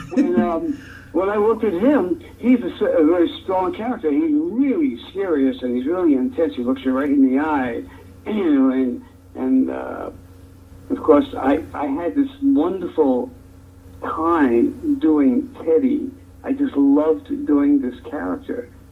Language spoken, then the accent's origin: English; New York City, New York, United States; Growing up in Brooklyn uh, in the projects was interesting.